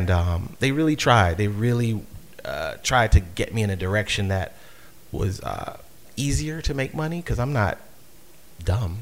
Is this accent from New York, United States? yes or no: yes; New York City, New York, United States; moved away as an adult; now in Baltimore, United States; I was born in Brooklyn